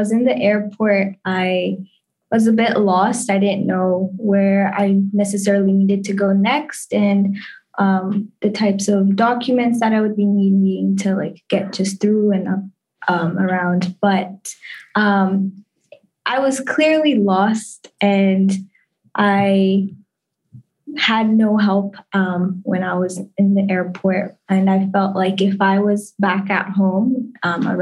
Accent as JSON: {"language": "English", "country": "Kenya", "moved": "as an adult", "lives_now": "United States", "said": "I'm from Kenya"}